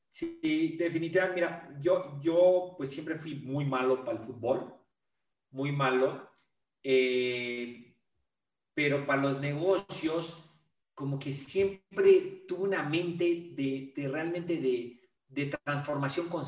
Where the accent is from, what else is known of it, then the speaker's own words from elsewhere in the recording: Mexico; also born or lived in United States; pero yo soy mexicano. Entonces, y, el lugar donde yo viví en muchos países, muchas ciudades, pero donde más he vivido en mi vida es México.